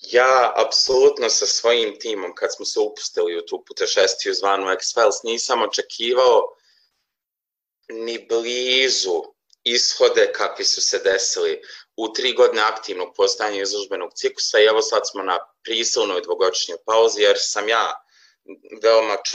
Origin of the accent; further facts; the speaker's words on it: Maglaj, Federation of Bosnia and Herzegovina, Bosnia & Herzegovina; Ja sam porijeklom i živim u Magloj